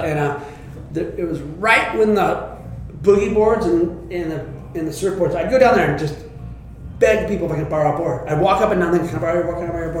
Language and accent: English; Santa Cruz, California, United States; back in, I think it was 1973, I moved from the Midtown Santa Cruz to two blocks from Cowles Beach.